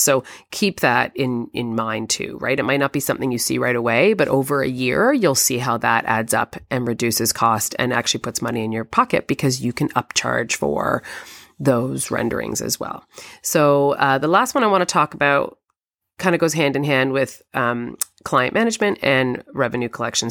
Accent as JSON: {"language": "English", "country": "Canada", "said": "I'm Canadian"}